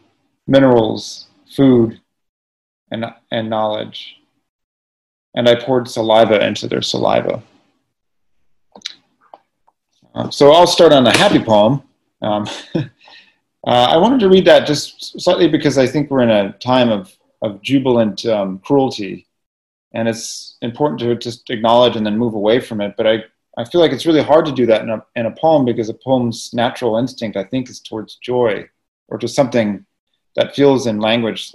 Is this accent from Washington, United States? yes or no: no; California, United States; as a Californian